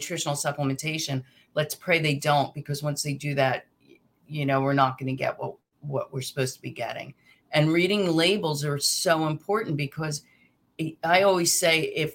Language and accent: English; New Jersey, United States; I'm from Jersey, so we say aunt